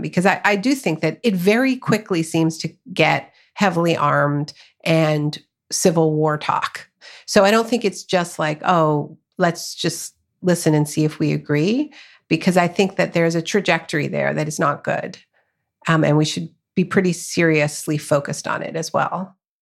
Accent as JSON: {"language": "English", "country": "Canada", "tie": "born or raised there", "also_born_or_lived": "United States", "said": "I live in Canada. I was born in Canada, but much of my family is in the U S."}